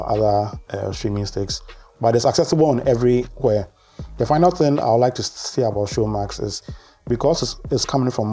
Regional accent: Ghana; as a Ghanaian

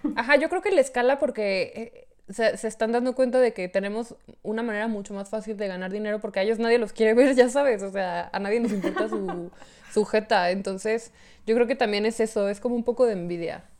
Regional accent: Hidalgo del Parral, Chihuahua, Mexico; soy de Parral. Yo estoy en Parral

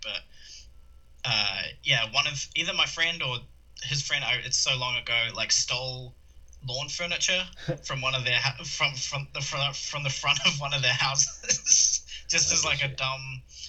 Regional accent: New Zealand; Born and raised in New Zealand, but I was blessed, I guess you could say, with American citizenship as well.

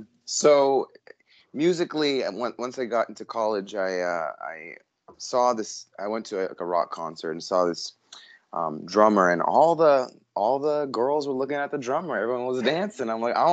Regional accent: New York, United States; now in Alaska, United States; I was born in New York, actually. My parents immigrated from Russia, and I'm a first-generation American.

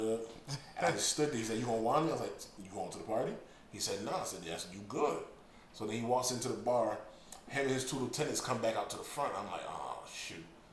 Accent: Hartford, Connecticut, United States; moved away; I'm from North End, Bloomfield, around that area

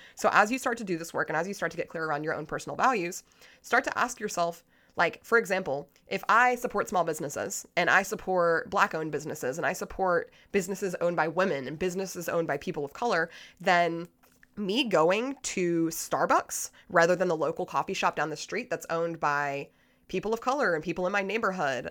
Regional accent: United States; as an American

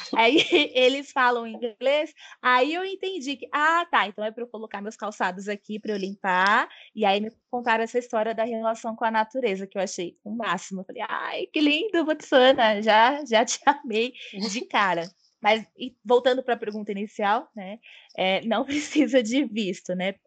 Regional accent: São Paulo, Brazil; eu sou nascida e criada em São Paulo e atualmente, mas é por enquanto, eu estou em São Paulo

